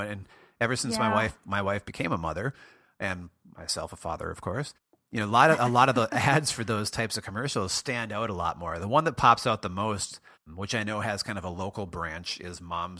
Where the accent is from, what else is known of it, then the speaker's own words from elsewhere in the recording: Minnesota, United States; I grew up in Western Minnesota, and it was quite a drive there.